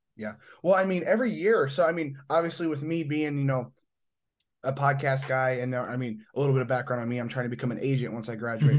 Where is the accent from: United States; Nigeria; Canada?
United States; Indiana; I'm from Indiana